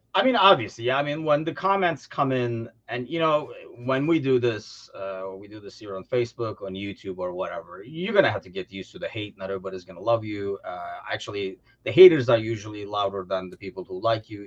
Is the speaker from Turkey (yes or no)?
yes; Turkey; now in United States; travel back to Turkey